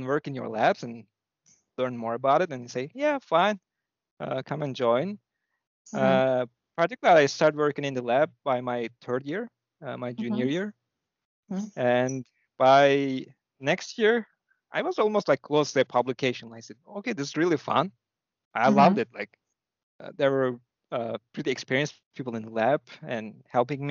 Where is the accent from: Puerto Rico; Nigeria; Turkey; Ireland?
Turkey; İzmir; English is a second language; moved away as an adult; also born or lived in Ankara, Turkey; now in Chicago, United States; I was born in Turkey on the west coast across Greece on the Aegean seaside. And it's a third biggest city, Izmir.